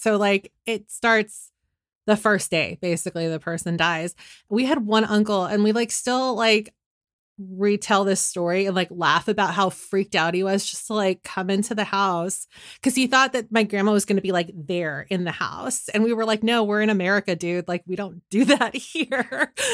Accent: San Francisco, California, United States; I'm from San Francisco

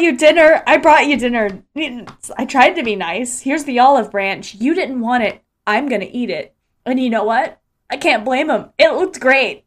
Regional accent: Ocala, Florida, United States; here in my hometown of Ocala, Florida

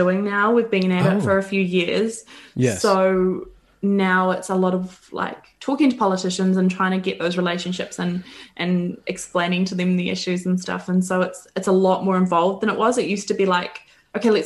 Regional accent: New Zealand; accent: Kiwi; my Kiwi accent

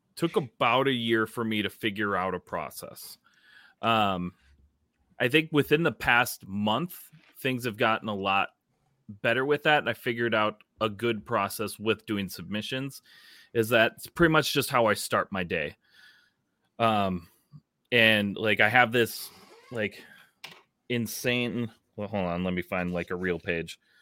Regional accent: Minnesota, United States; as a Minnesotan

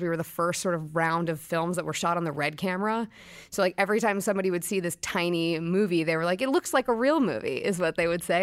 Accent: Brooklyn, New York, United States; I grew up in Brooklyn

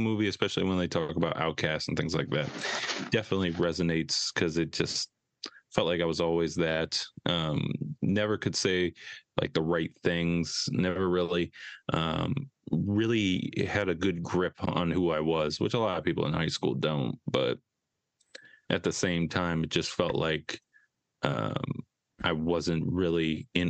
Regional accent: Edina, Minnesota, United States; I grew up in the Edina suburb, Minnesota

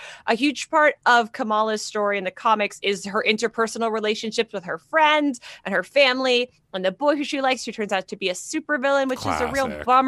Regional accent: Canada; I'm Canadian.

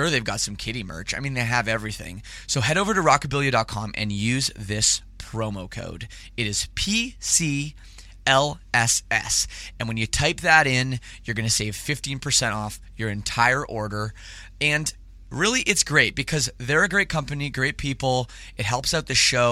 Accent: Canada; I'm from Canada

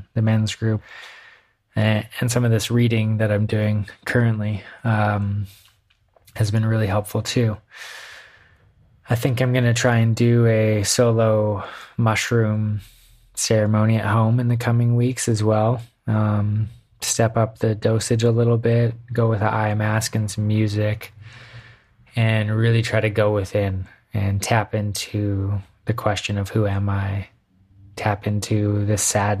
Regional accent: Canada; now in United States; Being Canadian

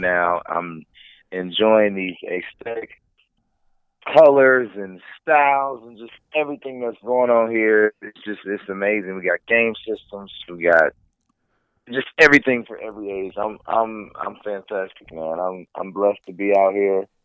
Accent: Indiana, United States; I'm from Indiana

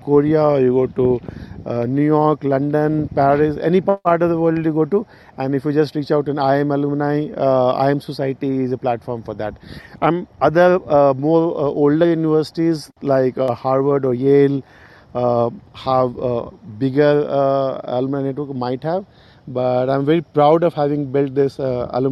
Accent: Bihar, India; moved away as an adult; my home state, Bihar in India

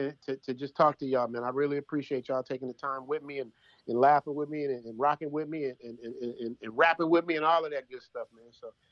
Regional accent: Los Angeles, California, United States; moved away as an adult; also born or lived in Chicago; now in Thailand; I grew up in the LA.

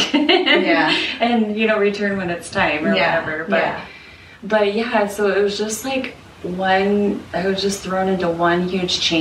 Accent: Salt Lake City, Utah, United States; born or raised there; moved away as an adult; now in Portland, United States

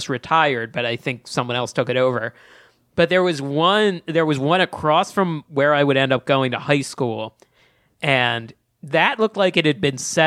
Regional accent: outside of Philadelphia, Pennsylvania, United States; I grew up outside of Philadelphia

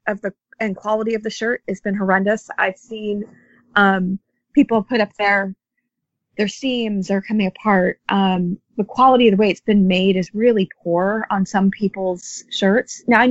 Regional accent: United States; accent: American; as you guys can all tell from my accent, I'm an American

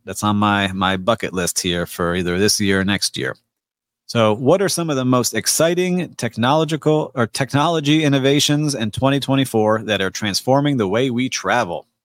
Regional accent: Miami, Florida, United States; my hometown, Miami, and Miami Beach

